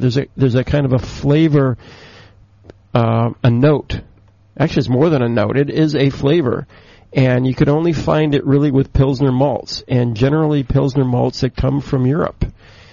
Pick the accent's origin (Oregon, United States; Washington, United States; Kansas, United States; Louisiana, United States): Oregon, United States; Portland; moved away; Portland, Oregon. Mm-hmm. Ah, my hometown